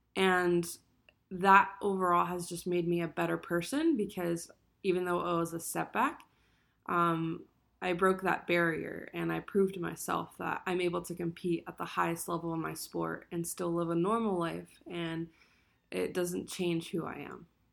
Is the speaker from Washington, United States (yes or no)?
no; Allentown, Pennsylvania, United States; I'm from Allentown, Pennsylvania